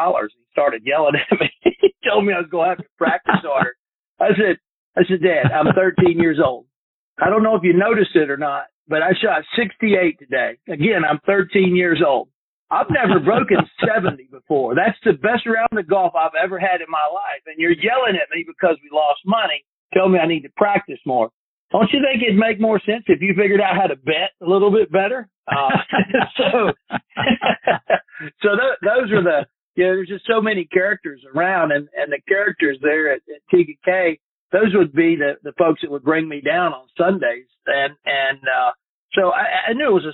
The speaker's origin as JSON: {"language": "English", "town": "Fort Mill", "region": "South Carolina", "country": "United States", "tie": "born or raised there", "also_born_or_lived": "Chattanooga, Tennessee", "lives_now": "Myrtle Beach, United States", "said": "I grew up actually in South Carolina, just about 2.5-3 hours away from Augusta, up near Charlotte, a little town called Fort Mill, South Carolina"}